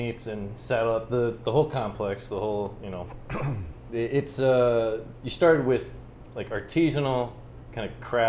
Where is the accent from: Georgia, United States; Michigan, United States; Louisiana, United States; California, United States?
Louisiana, United States; New Orleans; moved away; also born or lived in Metairie; I am from New Orleans.